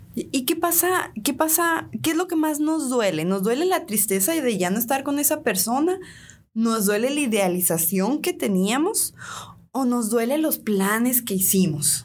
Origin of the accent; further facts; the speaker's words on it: Mexico; como mexicanos nos reímos